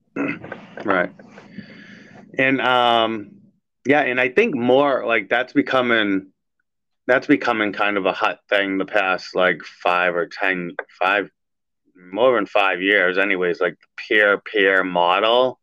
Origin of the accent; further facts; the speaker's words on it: Everett, United States; I grew up with Anthony in Everett